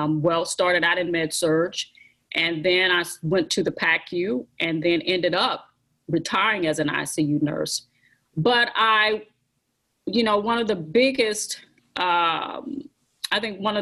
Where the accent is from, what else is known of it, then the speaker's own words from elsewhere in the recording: Texas, United States; moved away as an adult; I started out at a junior college in Texas. I'm originally from Texas